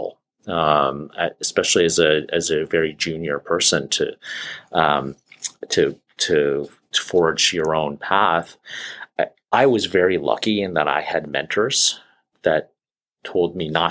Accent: California, United States; moved away as an adult; also born or lived in Boston / Pacific Northwest; now in Seattle, United States; I'm a transplant here. I grew up in California, trained in Boston, and came back to the West Coast here

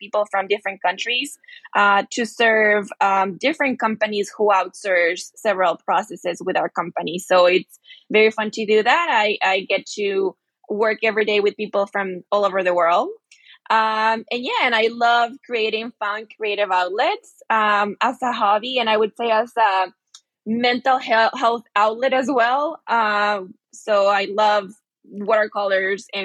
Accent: Guatemala; moved away as an adult; also born or lived in South Korea; now in San Antonio, United States; I'm originally from Guatemala, and I've been living here in the U.S. for about 5 years because of my work

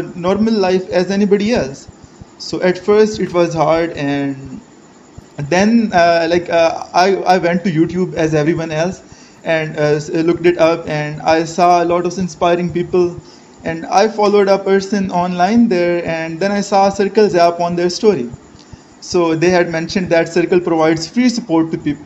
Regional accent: Pakistan; I am from Pakistan. I am 23

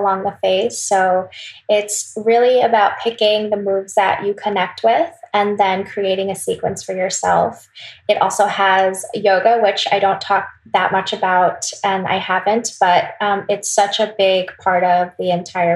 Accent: Wisconsin, United States; also born or lived in South Korea; I was born in Wisconsin, but I do have a lot of influence, Korean influence, because I did go to Korea a lot when I was little.

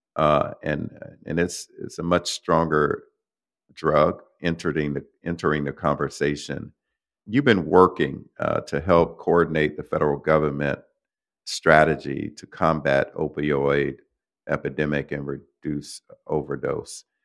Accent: Florida, United States; I'm from Florida, started there

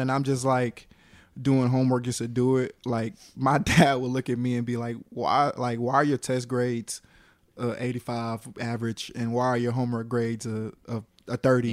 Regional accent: Atlanta, Georgia, United States; also born or lived in Carrollton, Georgia / Cobb County, Georgia; born in Carrollton, raised in Atlanta, uh, you know, kicked it with all you guys over in Cobb when I moved up, up there, uh, I guess after my sixth grade year

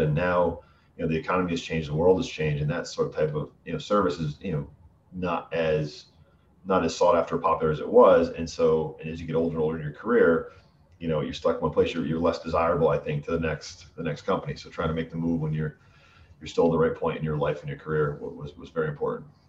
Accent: Western Massachusetts, United States; accent: Connecticut vanilla; moved away as an adult; now in Boston area, United States; I'm from Western Massachusetts, so I don't have. I have the sort of the Connecticut vanilla vanilla accent

